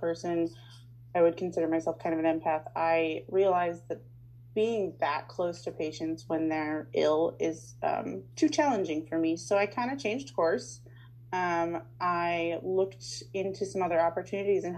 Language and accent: English; Lincoln, Nebraska, United States; also born or lived in Unadilla, Nebraska; I have been born and raised in Lincoln, Nebraska, lived here my whole life